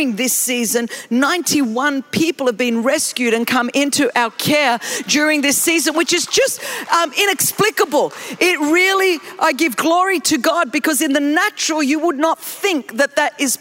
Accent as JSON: {"language": "English", "country": "Greece", "said": "I'm from Greece"}